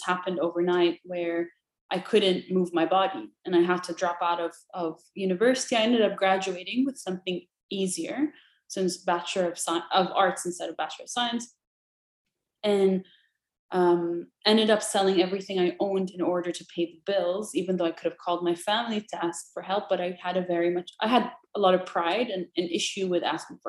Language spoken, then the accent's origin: English; Jordan; moved away as an adult; I grew up in Jordan, very happy there at the time